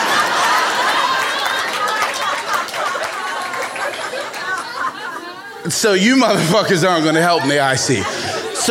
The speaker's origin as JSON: {"language": "English", "town": "Baltimore", "region": "Maryland", "country": "United States", "tie": "born or raised there", "said": "young black man growing up in Baltimore, 19 years old"}